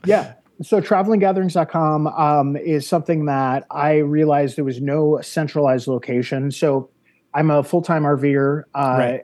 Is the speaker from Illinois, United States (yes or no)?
yes; Wonder Lake, Illinois, United States; moved away as an adult; also born or lived in North Carolina; I grew up in uh, the northwest suburbs of Chicago, uh, gotcha. a little town called Wonder Lake, Illinois